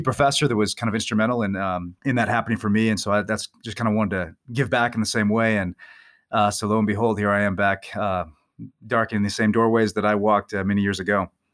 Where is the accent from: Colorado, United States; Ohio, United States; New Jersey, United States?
Ohio, United States; moved away as an adult; now in Atchison, Kansas, United States; I grew up in Ohio, but I've been living in Kansas for a number of years teaching here.